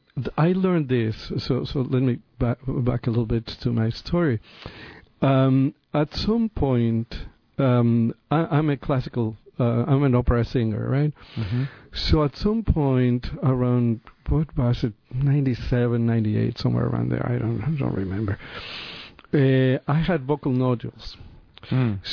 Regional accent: Mexico City, Mexico; moved away; also born or lived in San Francisco; I am from Mexico City. Right? I'm a city boy

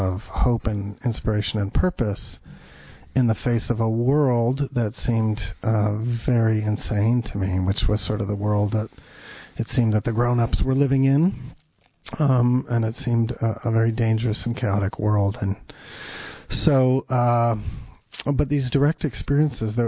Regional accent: Berkeley, California, United States; growing up in Berkeley, California

